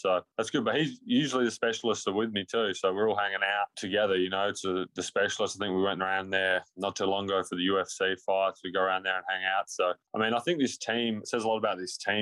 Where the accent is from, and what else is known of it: Australia; moved away